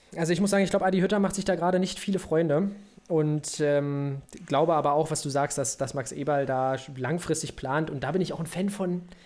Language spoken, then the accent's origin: German; Brandenburg, Germany; wir sind doch beide Brandenburger Kinder